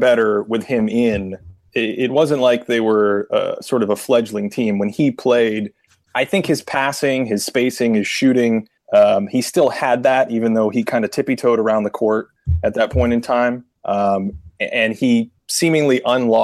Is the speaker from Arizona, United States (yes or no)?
no; Boston, Massachusetts, United States; I grew up in Boston